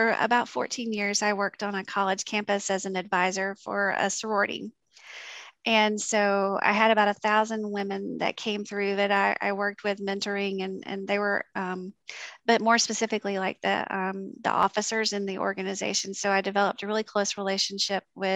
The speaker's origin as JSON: {"language": "English", "region": "South Alabama", "country": "United States", "moved": "as an adult", "lives_now": "Georgia, United States", "said": "I came from South Alabama"}